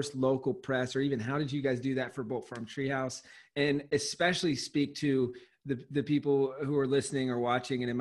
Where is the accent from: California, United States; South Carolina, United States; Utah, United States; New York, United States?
South Carolina, United States; Walhalla; the property that we grew up in Walhalla, South Carolina